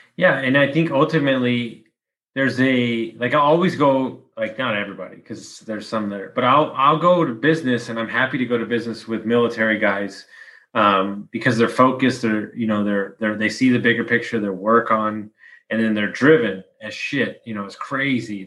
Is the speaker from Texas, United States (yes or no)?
yes; Texas, United States; I'm from Texas